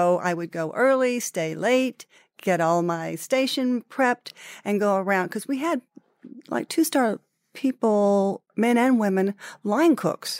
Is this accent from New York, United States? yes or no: no; Texas, United States; I came here originally from Texas as a ballet dancer to work for a company called Harkness Ballet